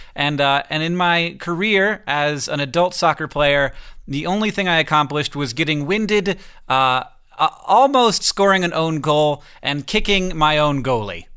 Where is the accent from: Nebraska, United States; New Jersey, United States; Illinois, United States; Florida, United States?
Florida, United States; moved away; I grew up in Florida where it didn't exist, and now I'm in a place where fall does happen